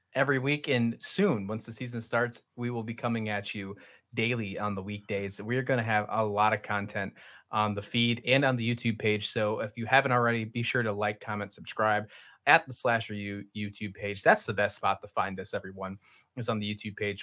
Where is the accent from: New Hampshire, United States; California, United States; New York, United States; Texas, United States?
New York, United States; Western; moved away as an adult; also born or lived in Virginia; my roots, I grew up in Western New York